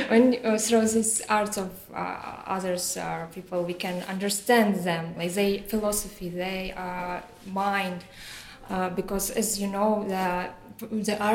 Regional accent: Belarus; English is a second language; now in Prague, Czechia; Um, I'm from Belarus, but uh, currently I'm, I've been, I have been studying at uh, Charles University.

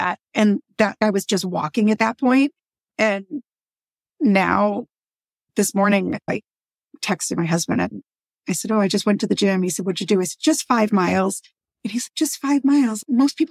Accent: Boston, Massachusetts, United States; We're from Boston

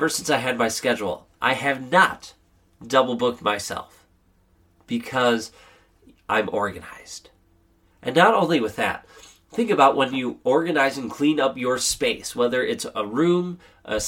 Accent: Wisconsin, United States; here in Wisconsin, I had to, I had a solo ensemble event in the morning. I had to speak down in Milwaukee, which was about an hour and a half drive away. And then I had to play a wedding here back in my hometown

